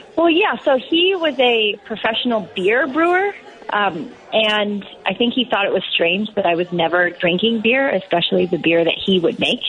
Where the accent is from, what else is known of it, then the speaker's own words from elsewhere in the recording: Seattle, Washington, United States; moved away as an adult; now in Chicago, United States; I uh, grew up in Seattle